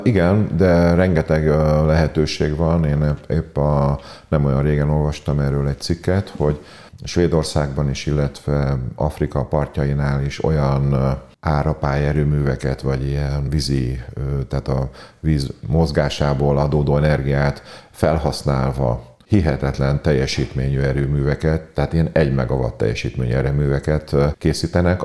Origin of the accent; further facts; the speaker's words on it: Pécs, Baranya, Hungary; Pécsiként nagyon büszkék vagyunk a Zsolnaira